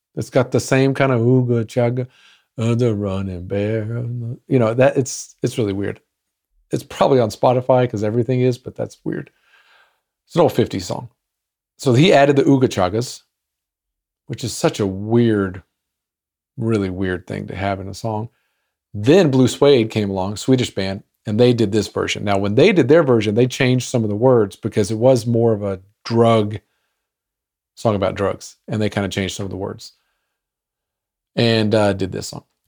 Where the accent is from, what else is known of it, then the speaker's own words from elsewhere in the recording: Arlington, Texas, United States; my hometown of Arlington, Texas.